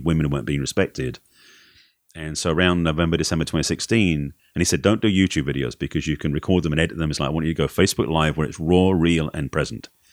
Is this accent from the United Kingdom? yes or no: yes; Essex, East of England, United Kingdom; moved away; England originally.